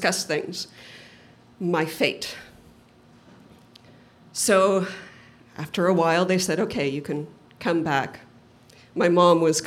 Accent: Provo, Utah, United States; I grew up in Provo, Utah

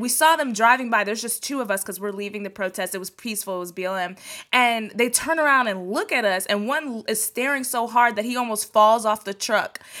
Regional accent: Texas, United States; I'm from Texas, so I grew up speaking Spanish that I learned from people from Mexico.

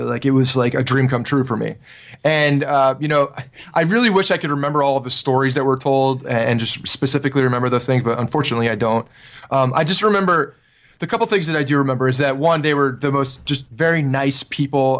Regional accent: Ridgewood, New Jersey, United States; I grew up in Ridgewood, New Jersey

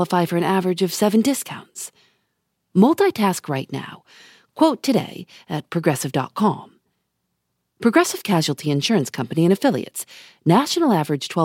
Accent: Chicago, Illinois, United States; When I was growing up in Chicago, my family had a cat named Jim

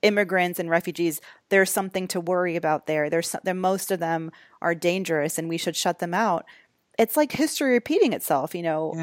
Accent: United States; as an American

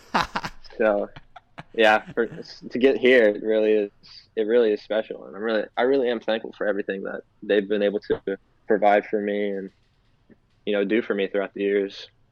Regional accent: Florida, United States; I'm from Florida

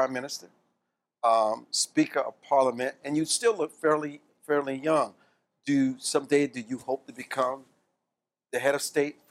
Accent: United States; we as Americans

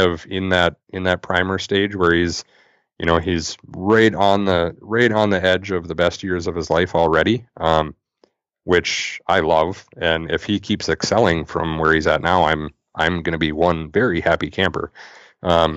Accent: Thief River Falls, Minnesota, United States; now in Bemidji, United States; growing up in Thief River

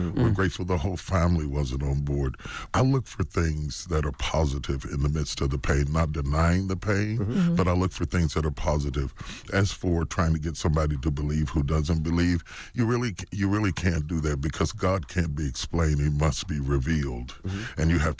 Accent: West Virginia, United States; And I come from West Virginia. I'm a country boy.

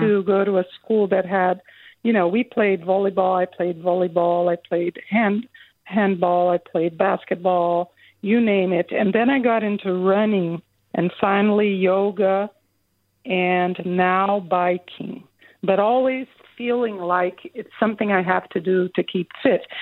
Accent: São Paulo, Brazil; now in Berkeley, United States; I grew up in Brazil, in southern Brazil, in Sao Paulo

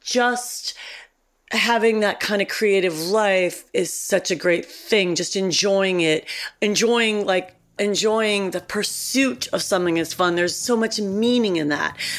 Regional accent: Cleveland, Ohio, United States; moved away; I was a girl from Cleveland

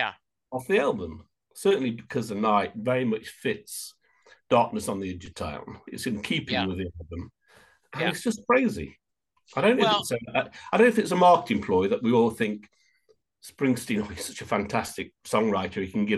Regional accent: United Kingdom; It's quite a strange one, considering I'm British.

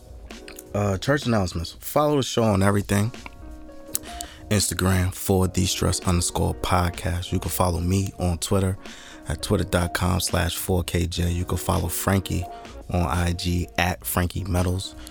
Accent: Jersey City, New Jersey, United States; I was born in Jersey City

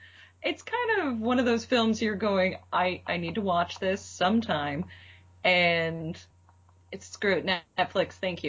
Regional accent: Cleveland, Ohio, United States; Well, I'm from Cleveland, so driving in snow

